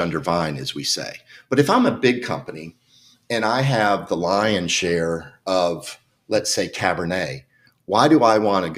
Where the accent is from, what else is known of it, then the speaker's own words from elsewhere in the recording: Alabama, United States; accent: Southern; moved away as an adult; also born or lived in Washington, D.C. / Sweden / Charleston, South Carolina / Modesto, California; now in Oregon, United States; I grew up in Alabama